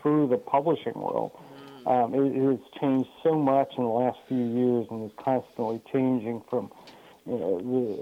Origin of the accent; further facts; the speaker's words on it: Chester County, right outside of Philadelphia, Pennsylvania, United States; moved away as an adult; now in Connecticut, United States; I'm now in Connecticut, but I grew up in Chester County right outside of Philadelphia